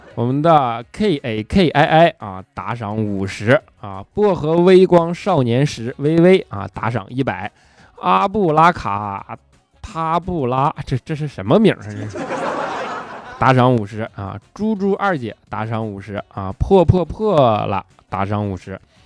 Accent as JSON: {"language": "Chinese", "region": "Northeast China", "country": "China", "accent": "Northeastern (Dongbei)", "said": "我这东北口音实在是太带感了"}